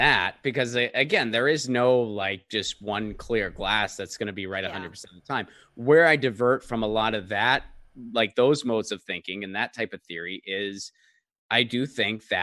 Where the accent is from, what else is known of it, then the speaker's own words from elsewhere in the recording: Northeast, United States; I grew up in the Northeast in an Italian-American family